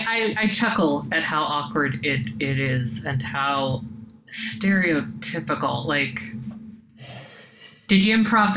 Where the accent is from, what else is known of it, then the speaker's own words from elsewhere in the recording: Los Angeles, California, United States; moved away; I am originally from Southern California and the Los Angeles area